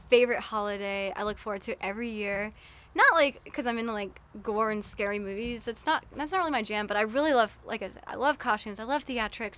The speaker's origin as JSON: {"language": "English", "town": "Atlanta", "region": "Georgia", "country": "United States", "tie": "born or raised there", "said": "my hometown like i love the city of atlanta"}